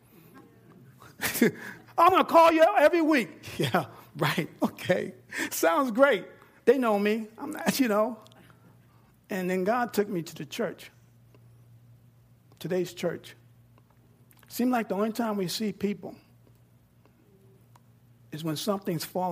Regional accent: New York, United States; now in Texas, United States; I'm from New York and I'm down here in Texas

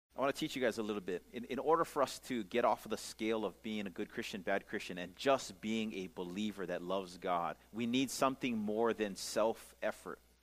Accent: Pukalani, Hawaii, United States; I grew up in the Church of a Nazarene uh, church over here in Pukalani

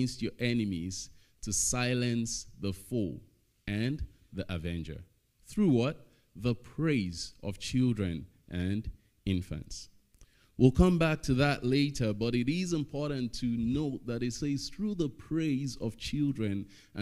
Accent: Nigeria; now in Estevan, Canada; I'm Nigerian

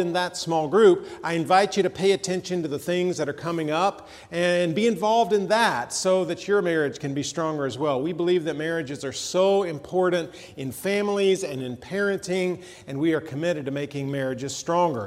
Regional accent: Atlanta, Georgia, United States; as a kid, I grew up in Atlanta

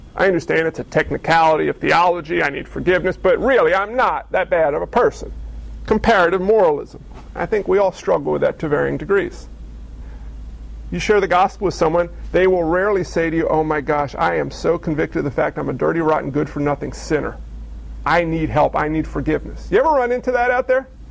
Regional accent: United States; we have as American Christians

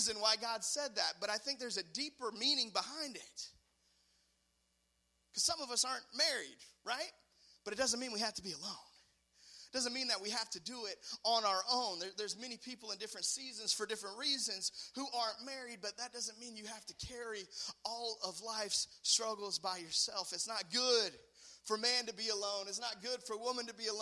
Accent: United States; I'm an American

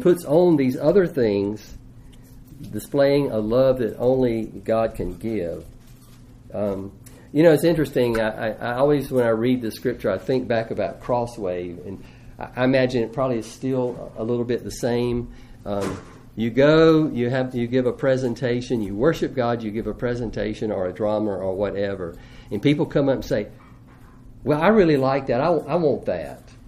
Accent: United States; as an American

